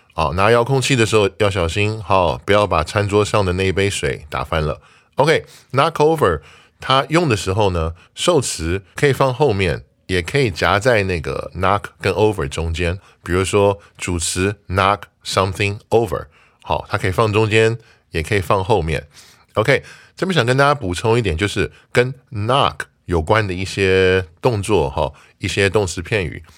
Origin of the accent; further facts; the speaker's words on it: Taiwan; 作为台湾人